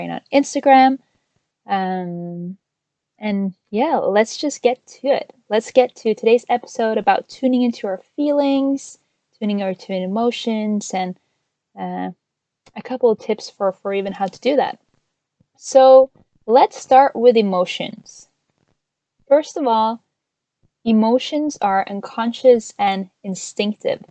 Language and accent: English; Norway; moved away as an adult; now in United States; I am originally from Norway. I moved to the US with my husband last year